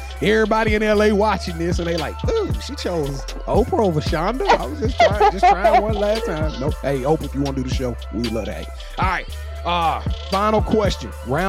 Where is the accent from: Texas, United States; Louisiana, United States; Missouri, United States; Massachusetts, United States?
Louisiana, United States; I'm from Louisiana, and that's how we do it.